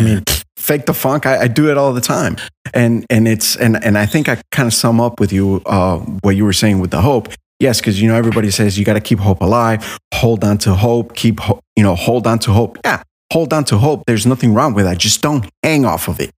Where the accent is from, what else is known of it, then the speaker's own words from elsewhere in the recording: Miami, Florida, United States; I was raised in Miami